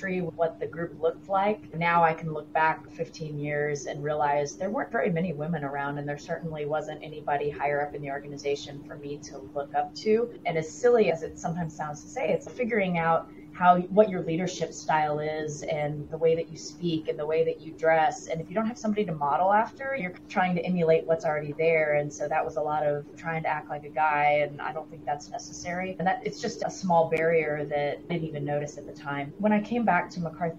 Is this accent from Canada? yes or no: no; El Paso, Texas, United States; I grew up in El Paso, Texas